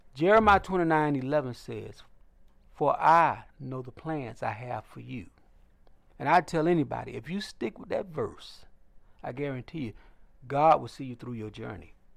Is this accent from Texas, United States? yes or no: no; Lakeland, Florida, United States; growing up in Lakeland, Florida